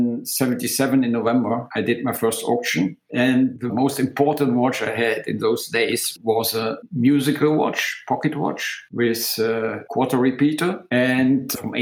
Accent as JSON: {"language": "English", "town": "Aachen", "region": "North Rhine-Westphalia", "country": "Germany", "tie": "born or raised there", "said": "my hometown in Aachen"}